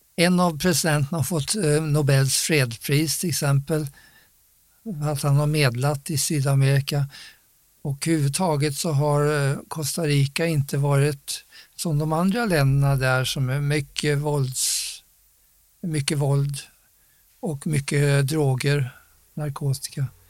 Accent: Sweden; jag var svensk

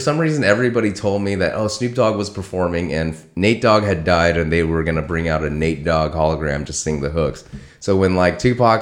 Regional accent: West Covina, California, United States; I grew up in West Covina.

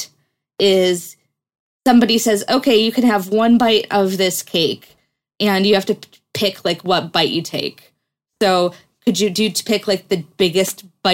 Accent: United States; as an American

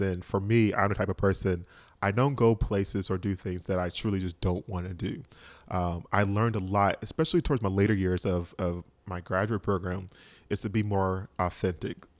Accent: Georgia, United States; moved away as an adult; also born or lived in Boston; I'm from Georgia

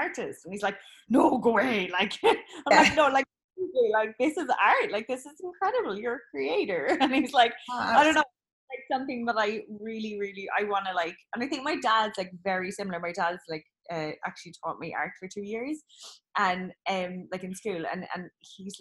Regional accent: Cork, Munster, Ireland; moved away; also born or lived in Kerry / England; born in Cork, in a terraced house, in Friars Walk, born and bred

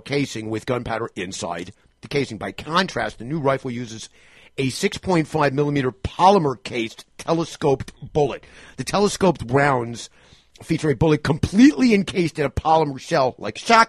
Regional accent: New York, United States; moved away; as a New Yorker. I mean, my mom lives right down the block from there

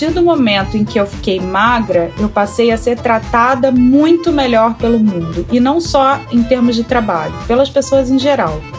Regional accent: Rio de Janeiro, Brazil; born there; now in São José dos Campos, Brazil; eu tenho 37 anos, sou nascida no Rio de Janeiro. No momento eu moro em São José dos Campos

